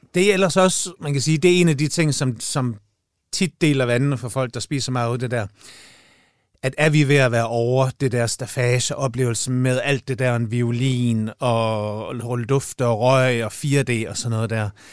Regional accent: Jutland, Denmark; moved away; jeg er jo jyde oprindeligt på herovre nu

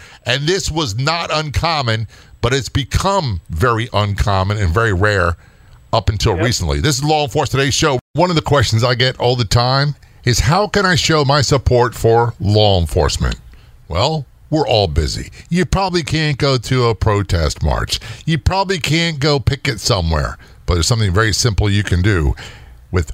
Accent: New Jersey, United States; born there; I was born in Northern Jersey, and although I was a Navy brat, we returned to visit family all the time.

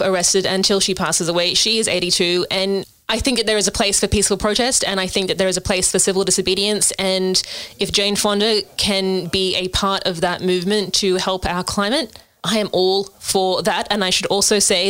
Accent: Australia; despite being an Australian

